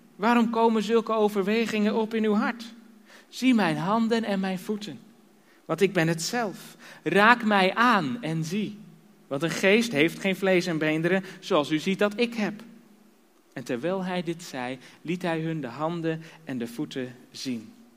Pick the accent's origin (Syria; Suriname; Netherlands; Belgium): Netherlands; Harderwijk, Gelderland; moved away as an adult; also born or lived in Drenthe; now in Kampen, Netherlands; oorspronkelijk komen we uit Harderwijk